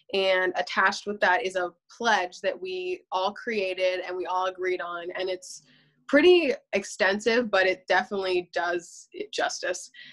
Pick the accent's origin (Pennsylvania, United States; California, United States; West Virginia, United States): Pennsylvania, United States; Berks County; I'm also from Berks County in um, Pennsylvania